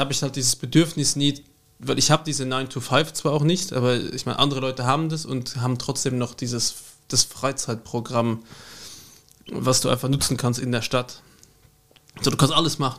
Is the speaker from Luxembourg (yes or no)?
yes; Luxembourg; German is a second language; also born or lived in Vienna, Austria; now in Austria; da wo ich herkomme. Also ich wohne im luxemburgischen Teil